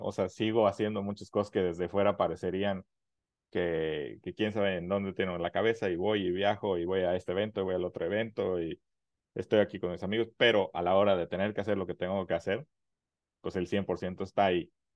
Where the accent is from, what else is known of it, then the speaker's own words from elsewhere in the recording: Mexico; como mexicanos